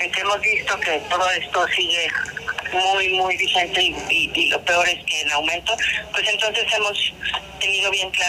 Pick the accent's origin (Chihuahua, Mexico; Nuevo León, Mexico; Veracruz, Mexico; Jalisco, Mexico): Nuevo León, Mexico; Monterrey; Nosotros somos de Monterrey